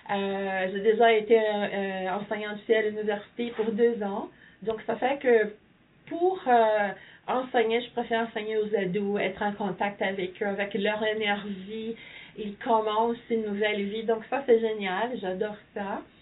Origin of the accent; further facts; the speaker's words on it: Ontario, Canada; non, je suis franco-ontarien.